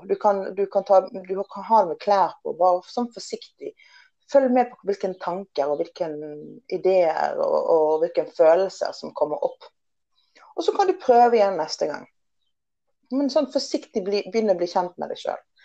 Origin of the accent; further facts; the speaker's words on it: Western Norway, Norway; moved away as an adult; also born or lived in England; now in Oslo, Norway; som du kan høre, så er det, jeg er oppvokst på Vestlandet.